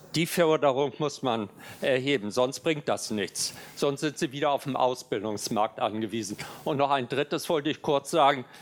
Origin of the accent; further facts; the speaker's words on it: Hamburg, Germany; Ich komme aus Hamburg